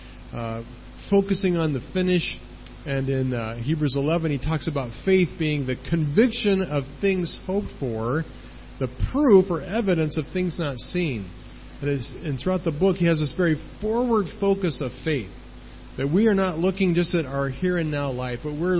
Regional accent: United States; moved away as an adult; I'm from the United States and I don't live there.

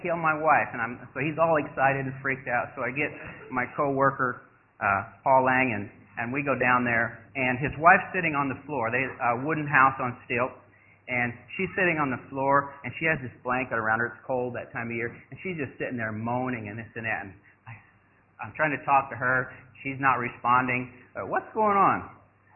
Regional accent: United States; moved away as an adult; also born or lived in Thailand; I'm an American boy. I mean, like I said, I grew up loving hamburgers and this

